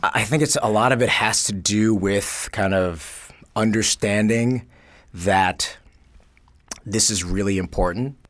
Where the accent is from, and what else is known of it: New York City, New York, United States; born or raised there; also born or lived in Korea / Los Angeles